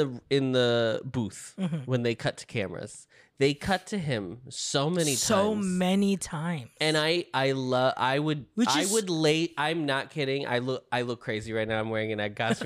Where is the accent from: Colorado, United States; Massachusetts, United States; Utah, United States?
Utah, United States; Salt Lake City; I'm 200 million won. I'm from Salt Lake City, Utah.